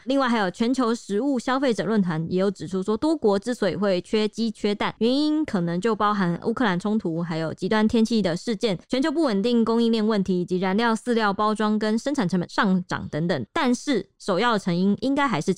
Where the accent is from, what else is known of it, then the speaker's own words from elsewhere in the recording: Taiwan; 我们台湾人